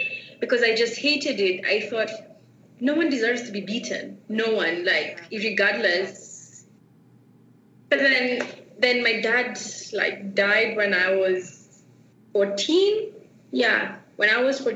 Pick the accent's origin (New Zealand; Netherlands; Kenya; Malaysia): Kenya; Nairobi; I am from Nairobi, Kenya, and how life was like growing up for me, it was tough